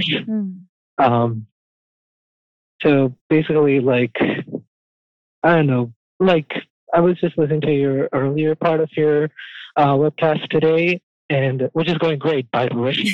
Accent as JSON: {"language": "English", "country": "India", "tie": "born or raised there", "moved": "as an adult", "lives_now": "United States", "said": "I grew up in India and I only moved here like three years ago"}